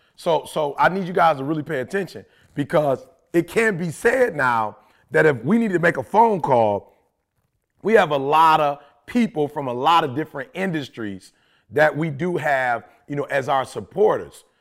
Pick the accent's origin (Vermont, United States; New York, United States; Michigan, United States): Michigan, United States; Detroit; I'm from Detroit